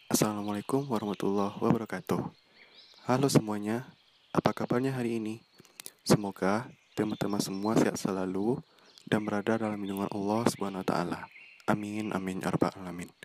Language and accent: Indonesian; Bukittinggi, West Sumatra, Indonesia; Aku berasal dari Bukit Tinggi dan sekarang menjalani perkuliahan di jurusan Ilmu Komunikasi di salah satu perguruan tinggi negeri yang ada di Kota Padang.